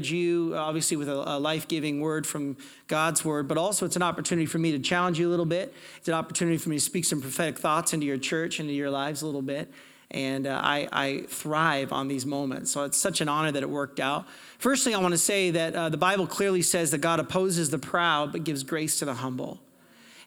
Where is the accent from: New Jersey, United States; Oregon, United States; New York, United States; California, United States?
Oregon, United States; Portland; now in Calgary, Canada; I'm from Portland, Oregon. I'm American.